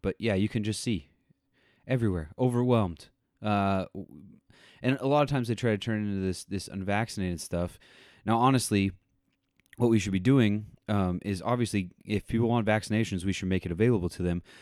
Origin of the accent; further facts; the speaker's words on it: Tornado Alley, United States; also born or lived in Missouri; growing up in Tornado Alley myself